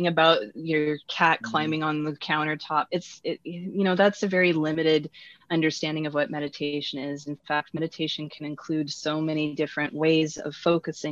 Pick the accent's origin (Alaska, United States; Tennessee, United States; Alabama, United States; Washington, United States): Washington, United States; also born or lived in Ontario; I'm actually from Washington State